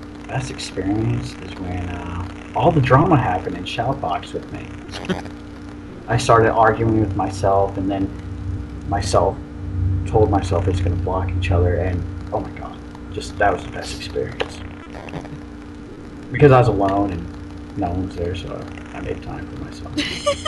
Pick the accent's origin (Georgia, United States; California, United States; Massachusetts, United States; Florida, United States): Florida, United States; St. Petersburg; also born or lived in Germany; I was born and raised in St. Pete, Florida